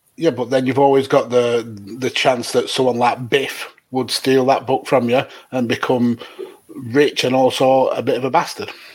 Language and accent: English; United Kingdom; we as as British